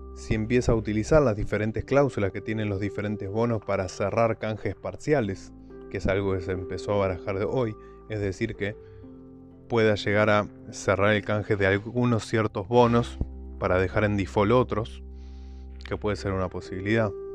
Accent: Argentina; somos argentinos

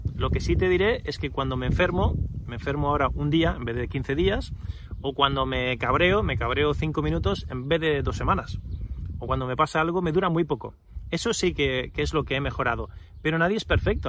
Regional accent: Spain; nacido y crecido en España

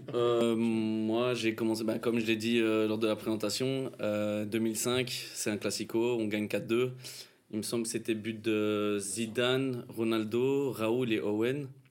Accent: Brussels, Brussels-Capital Region, Belgium; ici on est belge

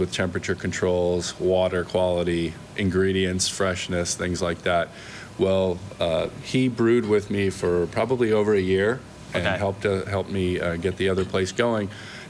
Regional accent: Florida, United States; born or raised there; moved away as an adult; also born or lived in New Jersey / California / Oregon / Washington; now in Sebastian, United States

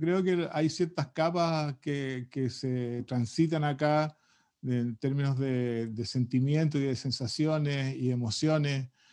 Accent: Chile; ese mundo distinto que tenemos los chilenos

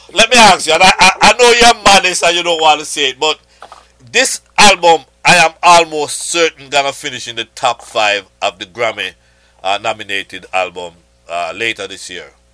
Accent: Jamaica; I'm a Jamaican

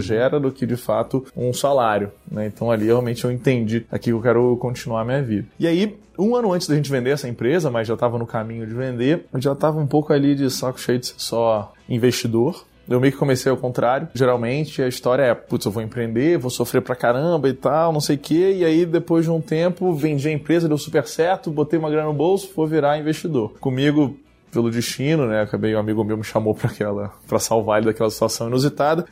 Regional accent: Rio de Janeiro, Brazil; moved away as an adult; eu sou carioca, nasci no Rio de Janeiro, morei lá quase toda a minha vida, até dois anos atrás

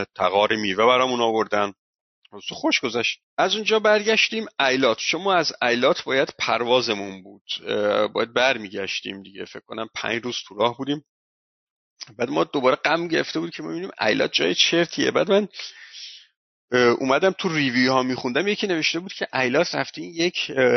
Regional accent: Iran; ما ایرانی هستیم

